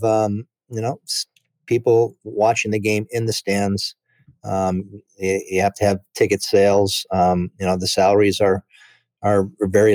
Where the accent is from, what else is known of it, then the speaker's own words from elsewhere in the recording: Chicago Heights, Illinois, United States; I was born in Chicago Heights and went to my first big league game at Wrigley Field